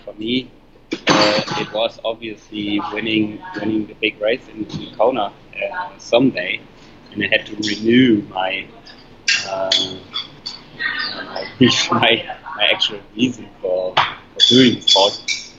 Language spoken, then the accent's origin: English; Frankfurt, Hesse, Germany; my hometown race